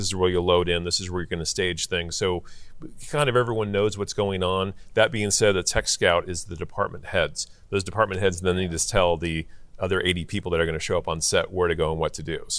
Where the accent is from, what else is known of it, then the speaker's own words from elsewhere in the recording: Orange County, California, United States; I grew up in Orange County